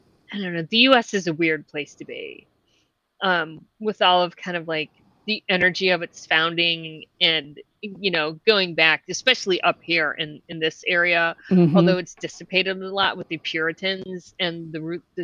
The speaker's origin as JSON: {"language": "English", "region": "Ohio", "country": "United States", "tie": "born or raised there", "said": "growing up in Ohio"}